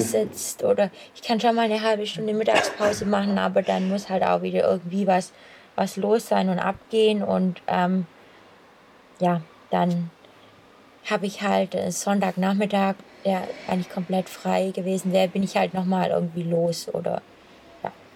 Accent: Swabia, Baden-Württemberg, Germany; accent: Swabian; also born or lived in Kienbaum; als Schwabe ist man breit aufgestellt, da versteht man jeden Dialekt

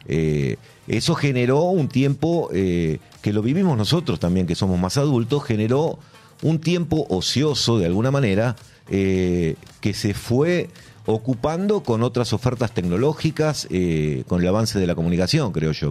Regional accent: Buenos Aires, Argentina; nací y me nací no, pero me crié en Almagro

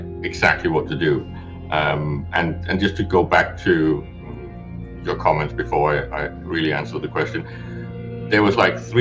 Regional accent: Denmark; I'm a Scandinavian. I'm from Denmark

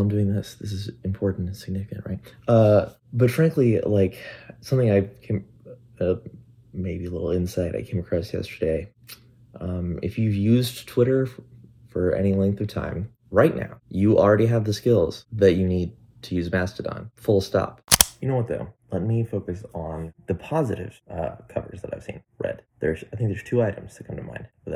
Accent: Midwestern US, United States; Where I grew up in the Midwestern US

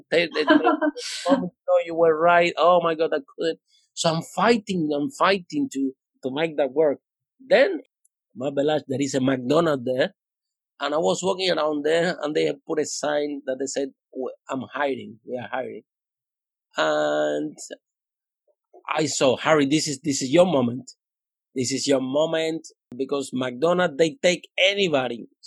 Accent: Cuba; English is a second language; moved away as an adult; also born or lived in Spain; now in London, United Kingdom; I came from Cuba.

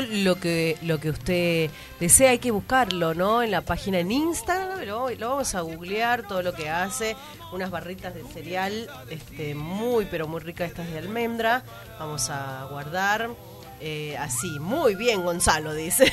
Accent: Tucumán, Argentina; nosotros como tucumanos

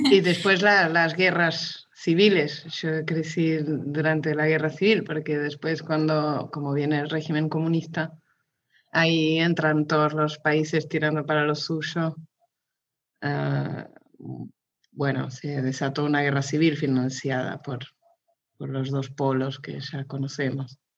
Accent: Mozambique; also born or lived in Barcelona, Spain / Lisbon, Portugal; de ahí ya me fui a Lisboa y fuimos a, Mozambique, yo crecí en Mozambique y después volvimos ahí un año antes de venir acá.

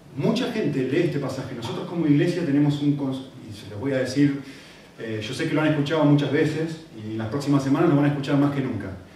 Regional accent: Argentina; yo que soy argentino

